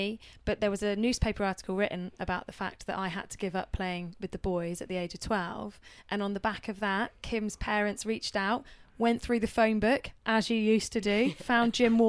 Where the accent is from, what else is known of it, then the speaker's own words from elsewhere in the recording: the Southwest, South West England, United Kingdom; I'm from the Southwest.